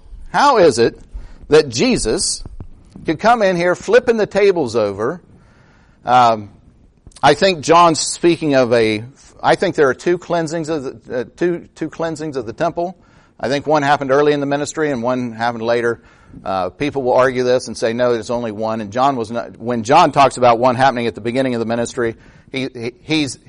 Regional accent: United States; as Americans

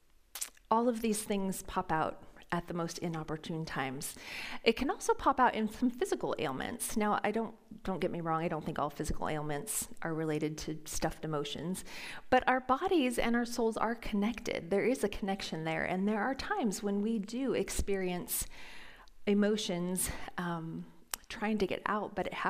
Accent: Phoenix, Arizona, United States; moved away; I grew up in Phoenix, Arizona

